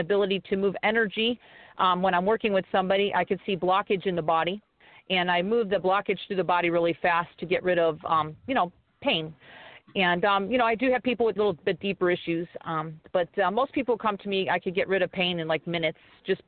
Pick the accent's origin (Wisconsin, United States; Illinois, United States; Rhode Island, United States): Illinois, United States; Chicago; also born or lived in Pennsylvania; now in Hawaii, United States; I'm actually originally from Chicago, but I lived there for many years